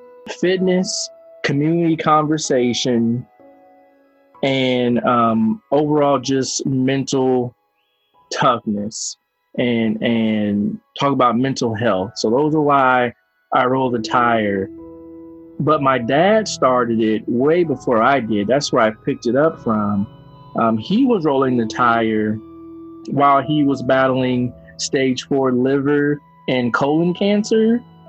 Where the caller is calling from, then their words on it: Evansville, Indiana, United States; I'm calling from Evansville, Indiana.